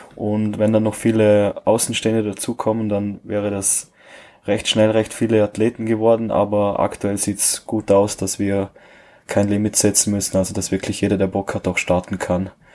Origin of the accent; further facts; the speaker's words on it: Vorarlberg, Austria; bei uns in Österreich